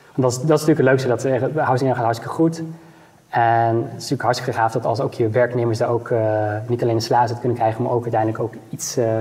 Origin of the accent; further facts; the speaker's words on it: Netherlands; als Nederlanders